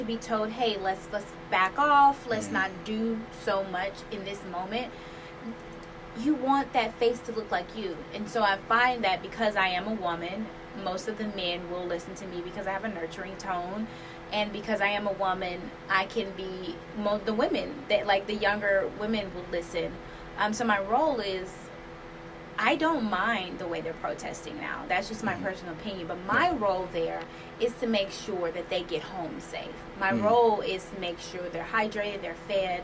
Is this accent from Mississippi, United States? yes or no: yes; Mississippi, United States; I'm from Mississippi